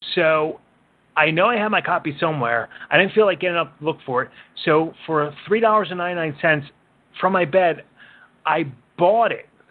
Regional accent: Philadelphia, Pennsylvania, United States; I grew up in Northeast Philly

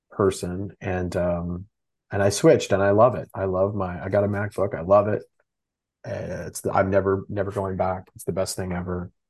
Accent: Texas, United States; I'm from Texas

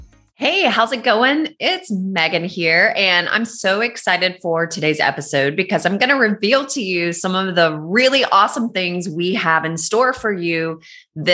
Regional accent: North Carolina, United States; moved away; I'm from North Carolina, but not from Lake Norman.

